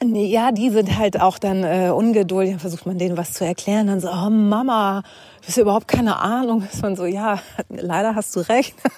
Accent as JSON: {"language": "German", "region": "Hamburg", "country": "Germany", "said": "ich bin aus Hamburg"}